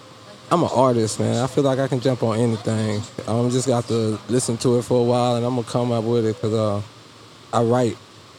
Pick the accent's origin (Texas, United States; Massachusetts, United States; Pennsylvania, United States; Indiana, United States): Texas, United States; Houston; born there; now in Spring, United States; I was born here in Houston. This is where I was born. And so I just recently moved back to Spring.